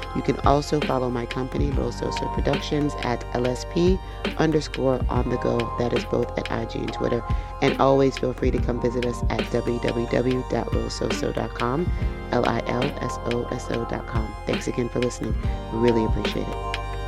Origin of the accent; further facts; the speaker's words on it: United States; as an American